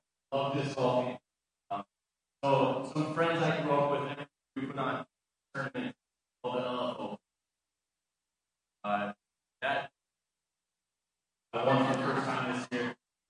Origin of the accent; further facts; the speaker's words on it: Little Falls, Minnesota, United States; I grew up in Little Falls, Minnesota. So it's a small town, very similar to St. Francis. I'm excited to be back. I grew up in a pastor's house.